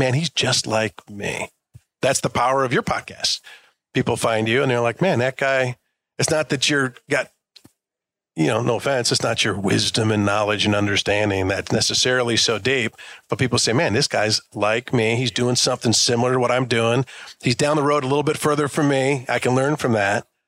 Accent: Detroit, Michigan, United States; I grew up here in Detroit.

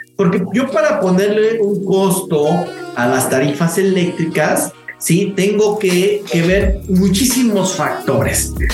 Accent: Mexico

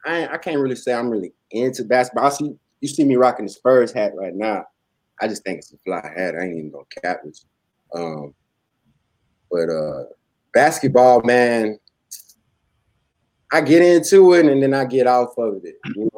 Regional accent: Oklahoma, United States; born there; My people, I was born in Oklahoma. My people from Oklahoma, my people from the Midwest.

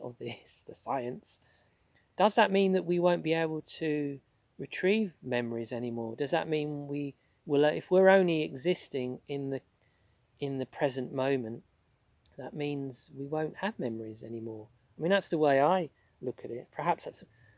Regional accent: London, United Kingdom; where I grew up in South London

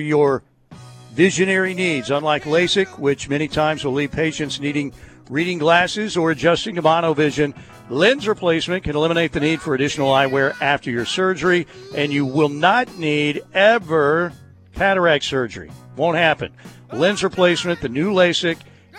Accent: Norman, Oklahoma, United States; I grew up in Norman, graduated from

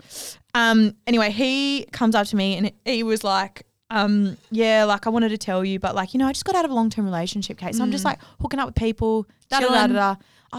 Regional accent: Cottesloe, Western Australia, Australia; Cottesloe. Of course.

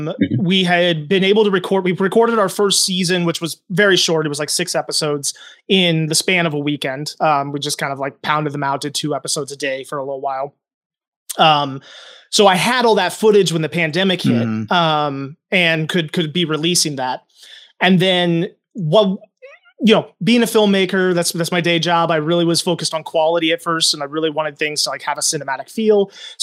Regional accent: Indiana, United States; also born or lived in New Hampshire; now in Minnesota, United States; I'm from Indiana and New Hampshire, okay, and then ended up in Minnesota in 2014.

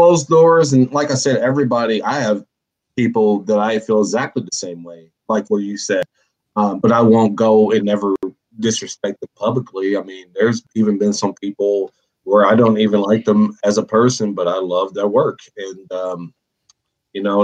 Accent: United States; as an American

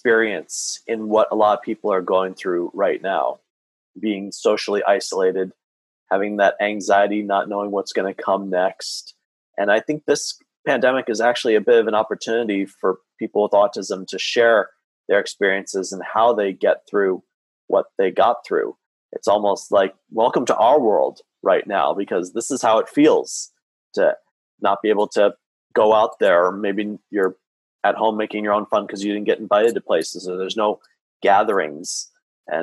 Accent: Santa Clarita, California, United States; in my hometown here of Santa Clarita, California, just north of Los Angeles

